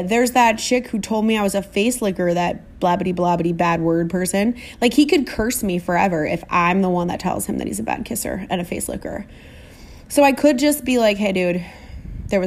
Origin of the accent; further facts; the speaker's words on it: Minnesota, United States; I'm too Minnesotan